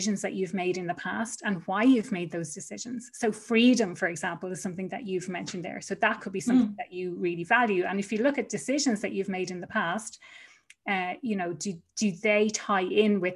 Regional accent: Ireland; moved away as an adult; I was gone from Ireland for over 7 years. And one of the big reasons that I returned home was to spend more time with family.

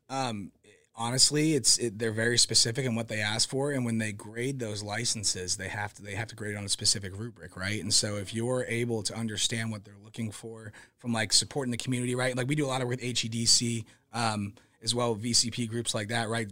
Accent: Kansas City, Missouri, United States; moved away as an adult; also born or lived in Overland Park, Kansas / Pennsylvania / Las Vegas / Oregon; so I grew up in Kansas City.

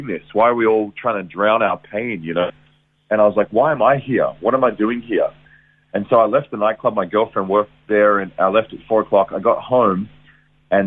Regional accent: Geelong, Victoria, Australia; I was born in Geelong, Victoria, raised there. Good Geelong boy

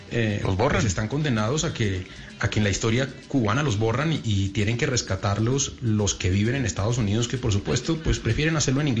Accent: Uruguay; now in Colombia; en Colombia vivo mucho tiempo, la gente me quiere, pero yo sigo siendo un extranjero en Colombia, por mi acento, por, mi historia y tal. Pero cuando vuelvo a Uruguay, ya no conozco a nadie, ya no están mis amigos, ya no está mi calle, ya no está mi barrio.

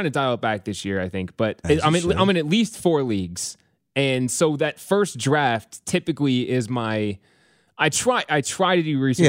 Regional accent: near Springfield, Illinois, United States; I grew up near Springfield.

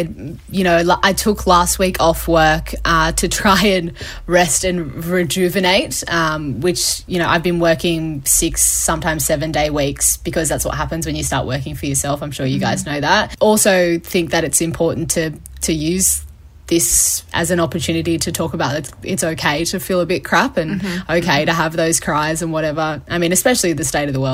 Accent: Sydney, New South Wales, Australia; I grew up in the Sutherland Shire near Cronulla Beach

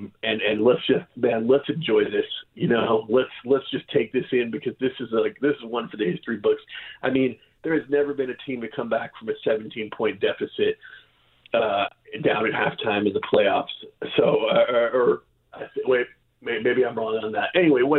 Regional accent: Bay Area, California, United States; now in Seattle, United States; I'm 43 years old. I was 13 last time they won a Super Bowl. I grew up in the Bay Area

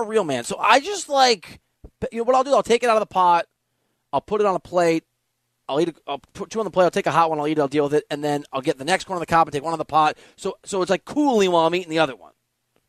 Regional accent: Iowa, United States; moved away; because I'm from Iowa.

